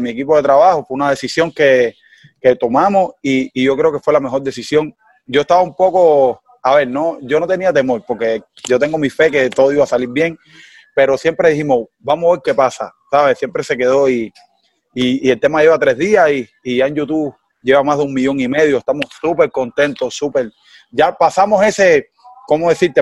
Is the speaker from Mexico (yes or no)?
no; Cuba; accent: Cuban; el cubano, nosotros tenemos nuestro dialecto